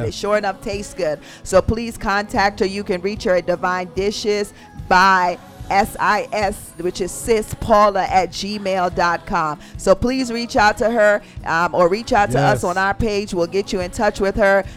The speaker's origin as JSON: {"language": "English", "country": "Jamaica", "said": "I'm from Jamaica"}